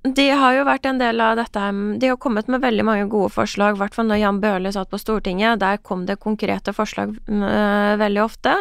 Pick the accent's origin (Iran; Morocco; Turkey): Iran; now in Norway; den reisen min fra Iran til Norge